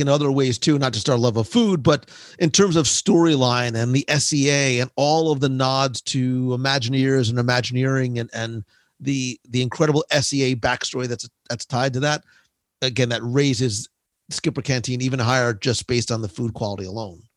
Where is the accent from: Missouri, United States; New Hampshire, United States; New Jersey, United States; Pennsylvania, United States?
New Jersey, United States; I'm from Jersey